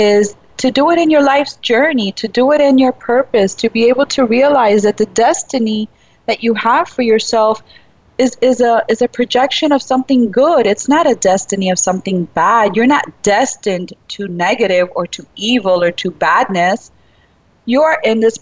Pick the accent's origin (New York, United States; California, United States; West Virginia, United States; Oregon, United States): New York, United States; New York City; I was born in Brooklyn, but, you know, still my upbringing was very Cuban and Spanish-speaking all the way